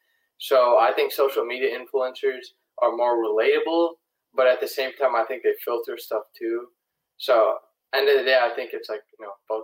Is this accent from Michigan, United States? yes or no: yes; Detroit, Michigan, United States; I'm from Detroit, Michigan. I'm 17 years old, and I'm a current junior in high school.